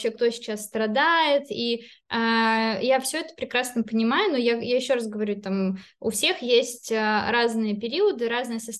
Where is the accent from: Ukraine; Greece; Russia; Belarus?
Belarus; born there; а. хотя я родилась в Беларуси, но это все очень а, близко.